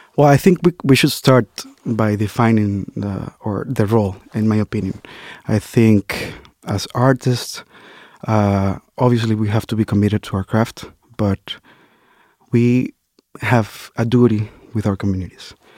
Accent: Dominican Republic; now in United States; as an immigrant, you know, and growing up in the Dominican Republic

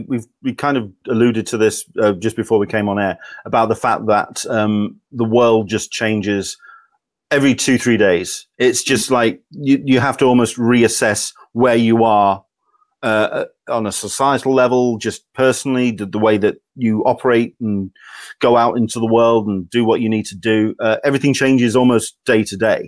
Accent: Yorkshire and the Humber, United Kingdom; I'm from Yorkshire

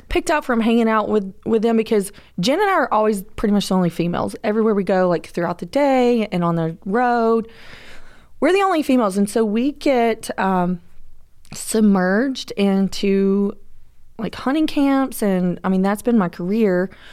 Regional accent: Georgia, United States; I am from Georgia

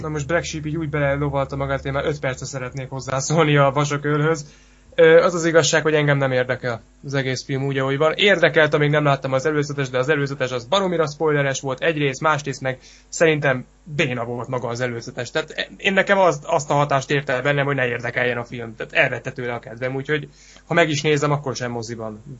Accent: Kecskemét, Bács-Kiskun, Hungary; mi, mi kecskemétiek vagyunk

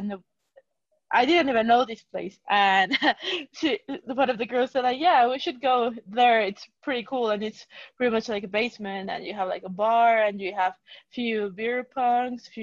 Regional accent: Mexico; moved away as an adult; also born or lived in Manchester; I'm from Mexico

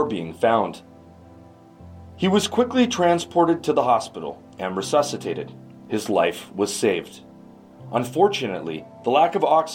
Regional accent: Canada; In my home country of Canada

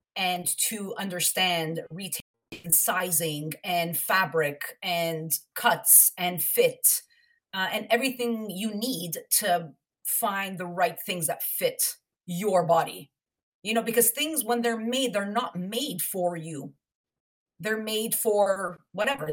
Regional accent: Montreal, Quebec, Canada; moved away as an adult; now in Toronto, Canada; I'm originally from Montreal, and I moved to Toronto in 2002

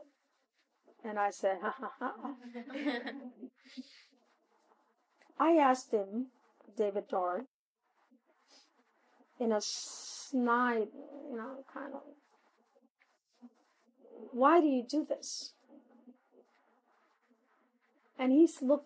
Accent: Puerto Rico; I am a Puerto Rican national with an American citizenship

